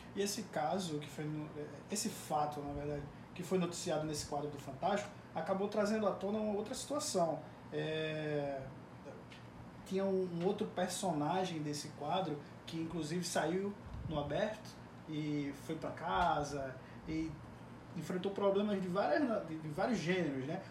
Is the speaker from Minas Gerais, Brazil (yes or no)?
no; Pernambuco, Brazil; em Pernambuco, de onde eu venho